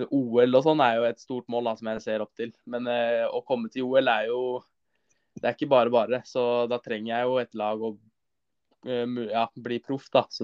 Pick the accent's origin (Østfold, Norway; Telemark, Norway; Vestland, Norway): Østfold, Norway; Larkollen; langturer på sommeren er Eh, rundt, rundt Larkollen, der jeg er fra.